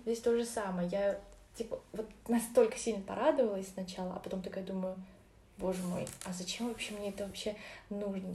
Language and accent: Russian; Orenburg, Orenburg Oblast, Russia; also born or lived in Uzbekistan; Я родилась вообще, конечно же, в Узбекистане, а росла в Оренбурге